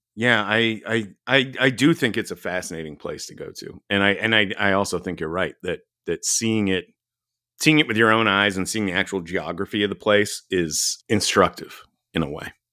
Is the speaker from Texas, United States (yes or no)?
yes; Dallas, Texas, United States; I grew up in Dallas.